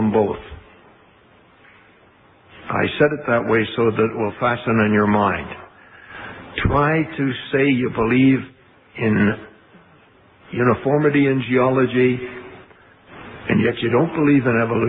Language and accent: English; Canada; I was born in Canada too